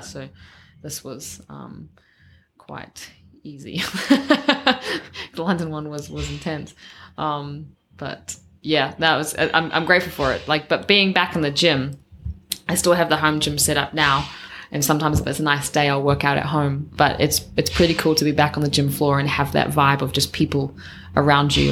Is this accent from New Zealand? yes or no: yes; New Zealand; growing up in New Zealand, you're always around farms